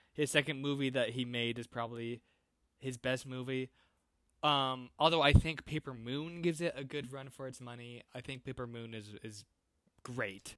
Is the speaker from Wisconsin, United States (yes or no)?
no; Iowa, United States; I grew up in Iowa, like, small towns